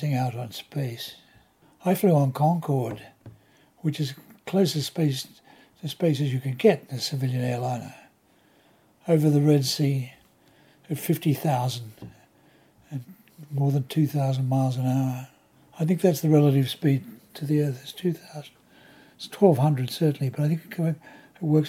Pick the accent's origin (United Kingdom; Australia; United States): Australia; moved away as an adult; Being born and raised in Australia during World War II